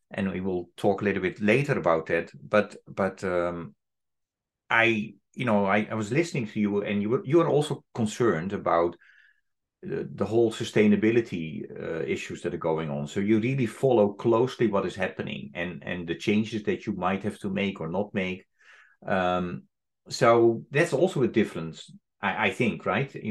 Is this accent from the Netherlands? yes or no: yes; Netherlands; I'm from the Netherlands